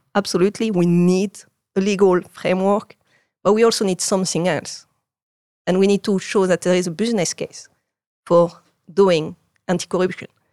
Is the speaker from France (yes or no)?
yes; Marseille, Provence-Alpes-Côte d'Azur, France; English is a second language; moved away as an adult; now in Netherlands; I grew up in Marseille.